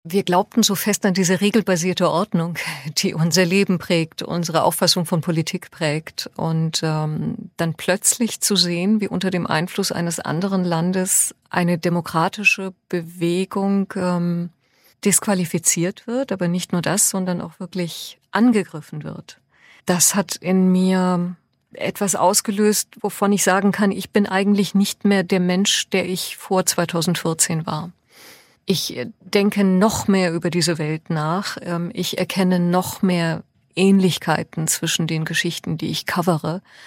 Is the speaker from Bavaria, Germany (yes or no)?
no; Hoffenheim, Baden-Württemberg, Germany; German is a second language; in der Grundschule in Hoffenheim